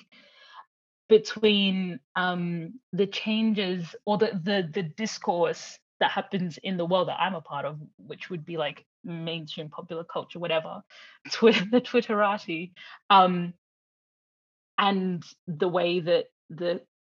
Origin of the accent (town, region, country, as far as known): Brisbane, Queensland, Australia; born or raised there